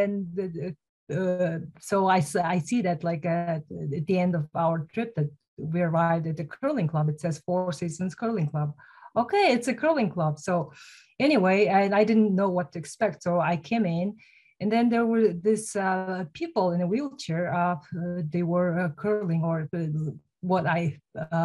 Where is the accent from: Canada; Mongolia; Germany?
Mongolia; moved away as an adult; now in United States; I'm originally from Mongolia